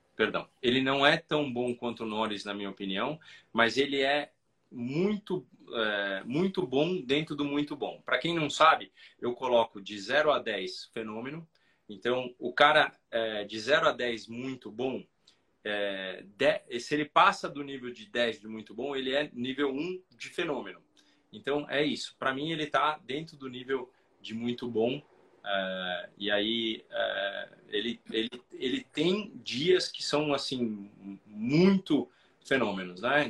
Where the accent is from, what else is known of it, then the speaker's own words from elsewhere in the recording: Brazil; nós, como brasileiros